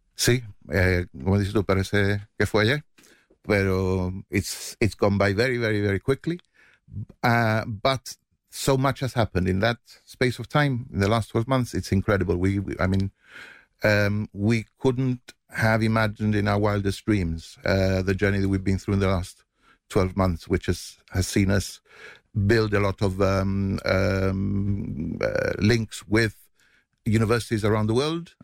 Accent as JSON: {"language": "English", "country": "Gibraltar", "accent": "Llanito", "first_language": "Llanito", "said": "my native language, where I feel most comfortable, is in, in a, in a, in a situation where I'm talking Janito"}